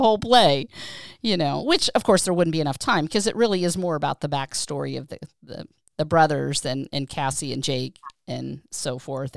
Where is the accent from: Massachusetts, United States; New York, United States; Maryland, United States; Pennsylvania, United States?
Pennsylvania, United States; I grew up in Pennsylvania